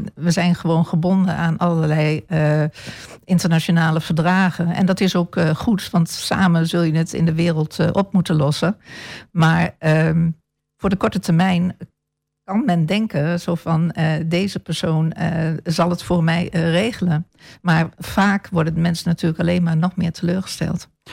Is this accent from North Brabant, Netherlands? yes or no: no; Apeldoorn, Gelderland, Netherlands; moved away as an adult; now in Almelo, Netherlands; Ik ben in Almelo geboren en deels getogen. Maar grotendeels mijn jeugd doorgebracht in Apeldoorn